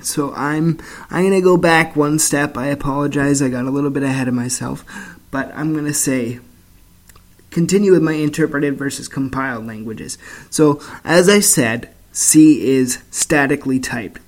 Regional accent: Canada; I'm from Canada

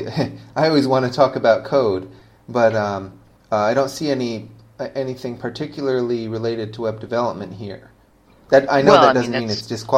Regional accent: United States; now in Malaysia; Now, I'm American, but I live in Malaysia, and I've lived in a lot of different cities.

